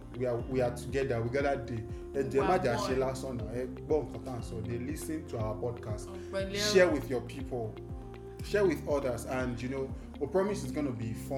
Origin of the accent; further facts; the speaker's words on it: Singapore; Yes, I'm from Singapore.